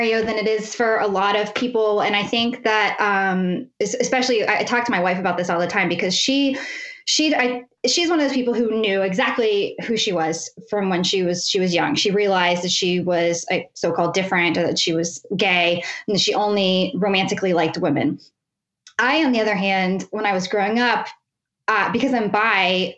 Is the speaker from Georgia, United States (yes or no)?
no; West Virginia, United States; also born or lived in Pittsburgh, Pennsylvania; now in northwestern Pennsylvania, United States; I grew up in West Virginia in a super tiny town.